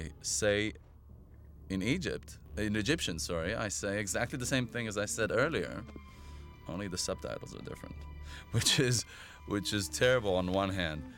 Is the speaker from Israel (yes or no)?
yes; Israel; I'm from Israel